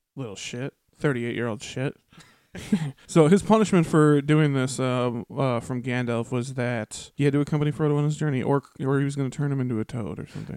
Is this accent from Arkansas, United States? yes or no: no; Twin Cities, Minnesota, United States; We're from the Twin Cities